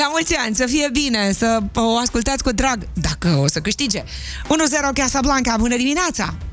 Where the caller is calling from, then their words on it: Constanța, Constanța County, Romania; din Constanța.